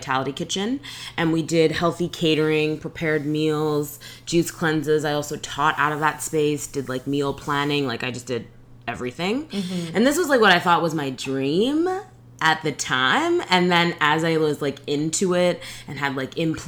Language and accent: English; Edmonton, Alberta, Canada; I was born in Edmonton, Alberta, and I'm Caribbean. So my dad is from Barbados and my mom is from Trinidad.